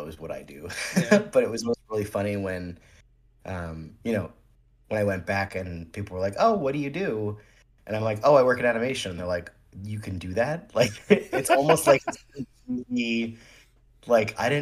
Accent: central New Jersey, United States; also born or lived in New York; I was born in Jersey City, and I was raised in central Jersey in a sort of smaller town.

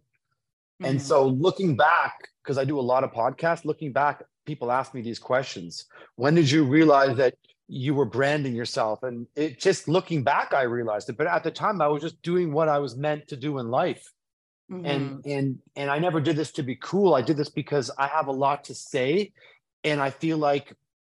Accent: Toronto, Ontario, Canada; my hometown of Toronto

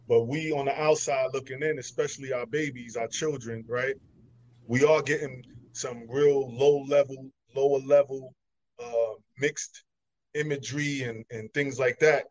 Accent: New York City, New York, United States; I'm from Brooklyn

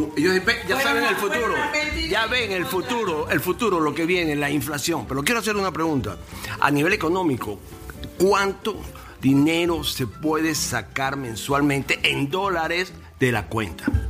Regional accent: Venezuela; now in United States; tengo entendido como venezolano

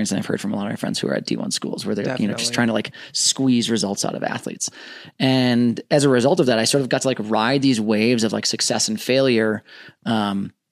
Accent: Minnesota, United States; moved away as an adult; also born or lived in Southern California; I grew up in Minnesota

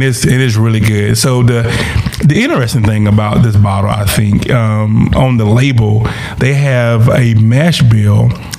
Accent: South Carolina, United States; growing up in South Carolina, right? South Carolina.

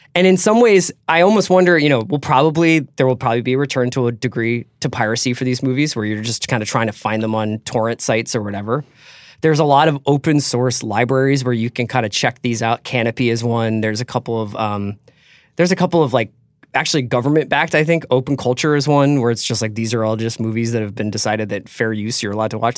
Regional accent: United States; my father was British, and I grew up, and as an American

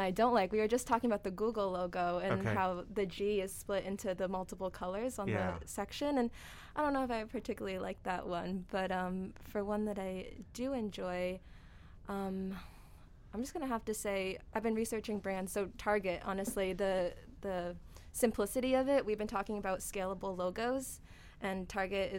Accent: Massachusetts, United States; moved away as an adult; now in Connecticut, United States; I'm from Massachusetts

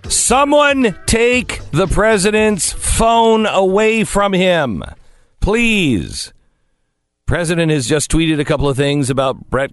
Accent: Seattle, Washington, United States; now in Los Angeles, United States; As I grew up in Seattle, Washington, I always wanted to live in California.

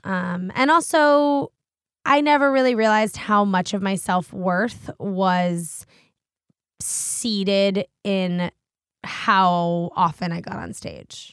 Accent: Washington, District of Columbia, United States; also born or lived in Connecticut; I grew up in Washington, D C, which is, like, the center of bro

